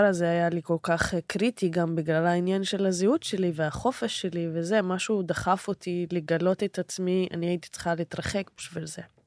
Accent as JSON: {"language": "Hebrew", "country": "Israel", "said": "אני נהייתי מה שנקרא הבת של ערבי ישראלי"}